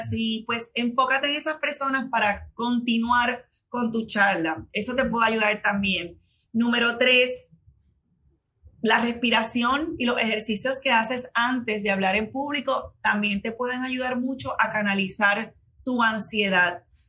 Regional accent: Puerto Rico; como buena puertorriqueña

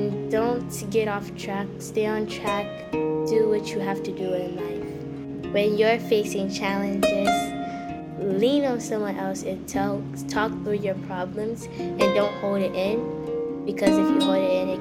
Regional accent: Boston, Massachusetts, United States; I'm 12 years old. I'm from Boston, Massachusetts.

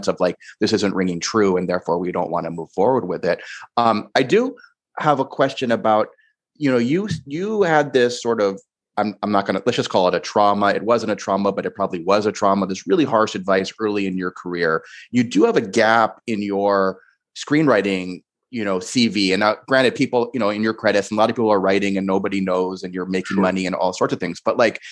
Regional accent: Kauai, Hawaii, United States; I grew up in Hawaii, on the island of Kauai

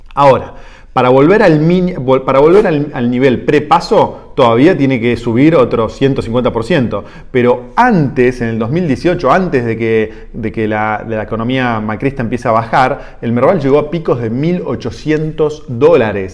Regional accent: Argentina; como argentinos

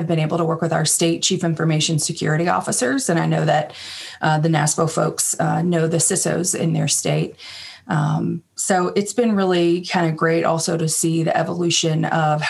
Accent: Kentucky, United States; moved away as an adult; also born or lived in Washington, D.C.; I'm from Kentucky, but then moved up there after I graduated college

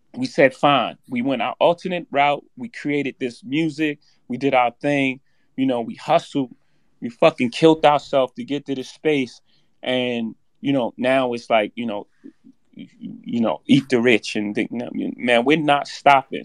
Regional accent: New York City, New York, United States; I come from Marcy Projects. In my first house, six fifteen Lexington Avenue, my mo-, grandmother's house

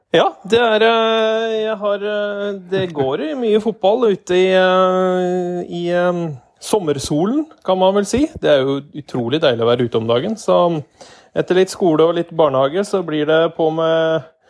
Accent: Hedmark, Innlandet, Norway; som hedmarking

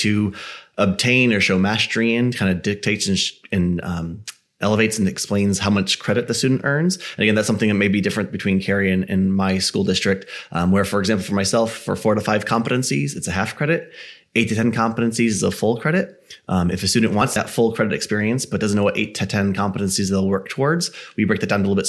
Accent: Connecticut, United States; born and raised in Connecticut

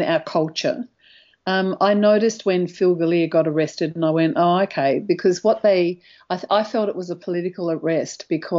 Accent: Australia; as an Australian

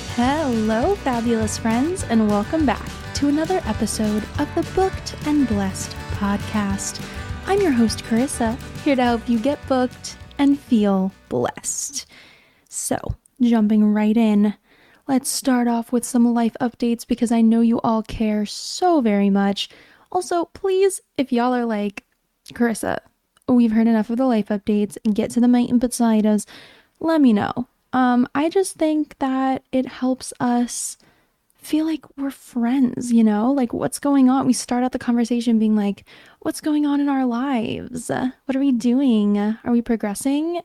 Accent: Pennsylvania, United States; moved away; my hometown in Pennsylvania

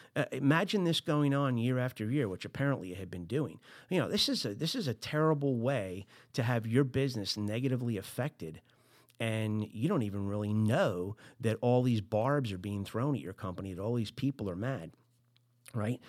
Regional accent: New Jersey, United States; I'm from Jersey

